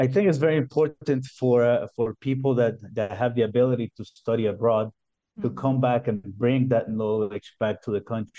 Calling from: Cayambe, Pichincha, Ecuador; I'm calling you from Cayambe, Ecuador. We're actually at the foothills of a snow-capped volcano, and it's 2,800 meters above sea level, so we're pretty high up in the mountains.

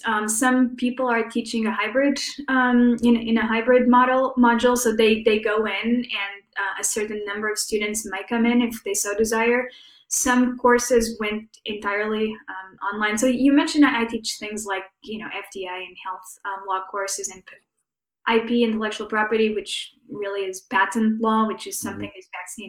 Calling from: St. Louis, Missouri, United States; So I'm joining from St. Louis, Missouri, which is to say sort of the heart of the Midwest.

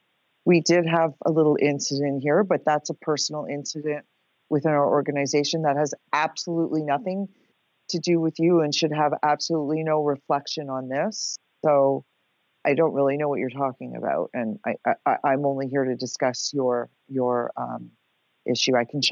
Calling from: Miami, Florida, United States; I'm calling you from Miami, Florida.

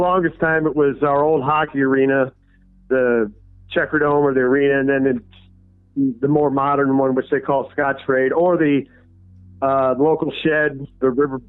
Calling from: St. Louis, Missouri, United States; St. Louis, Missouri.

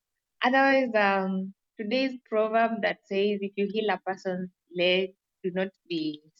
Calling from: Kenya; Hello, Simon. Hello, everyone. This is …. I'm joining from Kenya.

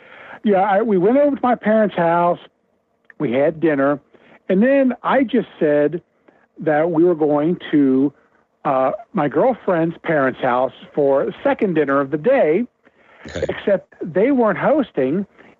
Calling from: Cincinnati, Ohio, United States; from Cincinnati.

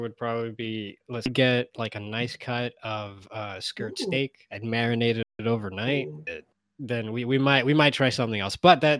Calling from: New York City, New York, United States; I'm calling in from Brooklyn.

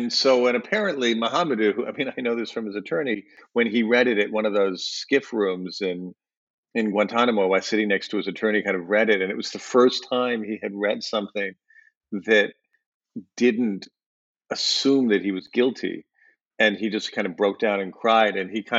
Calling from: Berlin, Germany; I'm calling in from Berlin, Germany.

